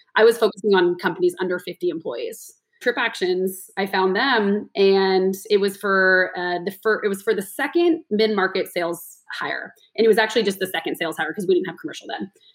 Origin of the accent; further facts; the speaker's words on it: Los Altos, California, United States; also born or lived in New York; now in San Francisco, United States; my family's from uh, the peninsula, so I grew up in Los Altos.